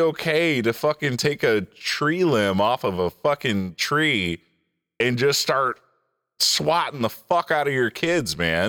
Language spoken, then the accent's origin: English; Detroit, Michigan, United States; I'm from Detroit.